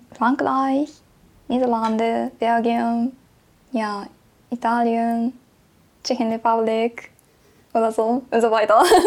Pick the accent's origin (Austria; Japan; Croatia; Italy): Japan; Tokyo; German is a second language; moved away as an adult; now in Tübingen, Germany; ich komme aus Japan, aber ich komme aus Tokio